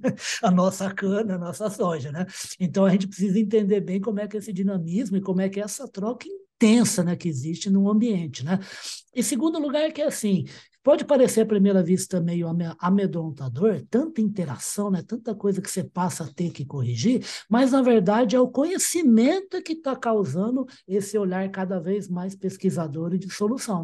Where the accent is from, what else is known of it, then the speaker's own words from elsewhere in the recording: Uberaba, Minas Gerais, Brazil; eu sou de Uberaba